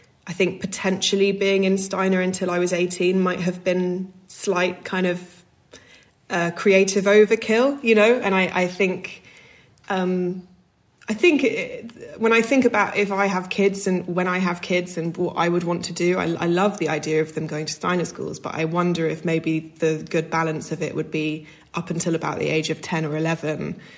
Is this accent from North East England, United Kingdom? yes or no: no; Scotland, United Kingdom; also born or lived in Glastonbury, Somerset, England; when I was 6, we moved up to Scotland